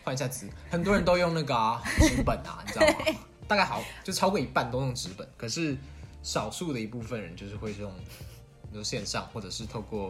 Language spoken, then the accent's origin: Chinese; Kaohsiung, Taiwan; 我们都是高雄人